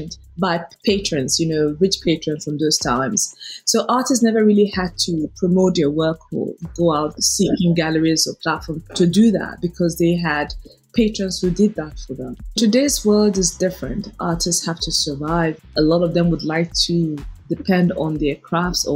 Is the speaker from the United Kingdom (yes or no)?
no; Nigeria; I become even prouder of being a Nigerian